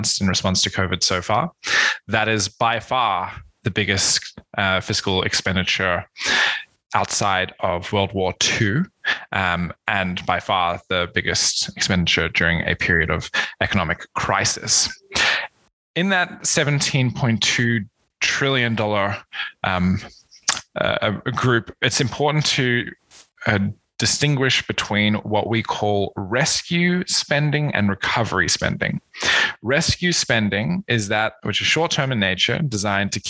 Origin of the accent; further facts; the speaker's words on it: Australia; moved away as an adult; also born or lived in South Africa / Malaysia / Oxford, United Kingdom; I was born in South Africa, spent some time in Malaysia, and then completed my high school and undergraduate education in Australia